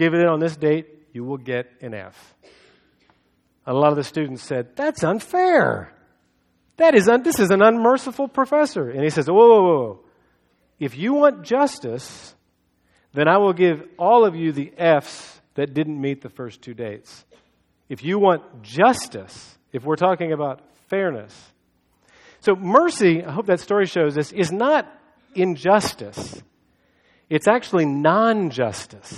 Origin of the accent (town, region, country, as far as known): United States